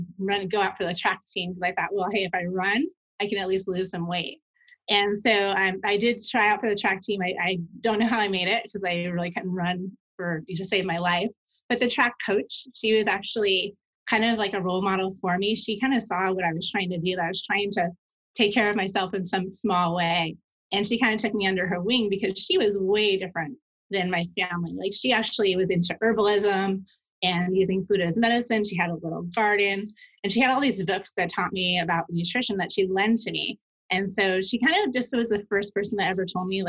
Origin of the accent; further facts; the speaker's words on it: New York, United States; I grew up in New York in an Italian family